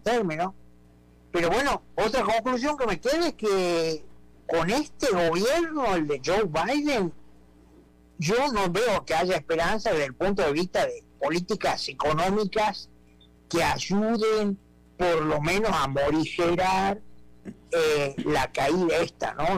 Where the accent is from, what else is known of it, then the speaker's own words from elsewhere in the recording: Argentina; now in United States; como argentino